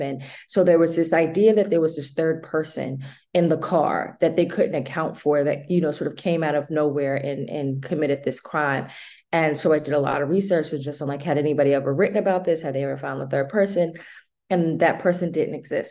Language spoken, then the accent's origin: English; Boston, Massachusetts, United States; I am from Boston.